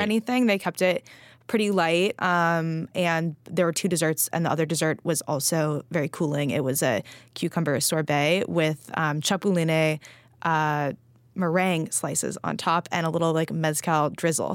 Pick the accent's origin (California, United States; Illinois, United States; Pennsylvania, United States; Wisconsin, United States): California, United States; Los Angeles; moved away; we did have an aloe plant growing up in Los Angeles